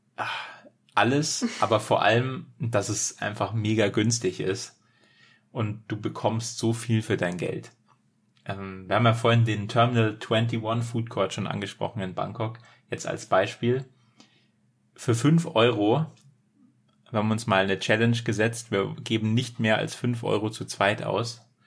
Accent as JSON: {"language": "German", "country": "Germany", "said": "als Deutscher"}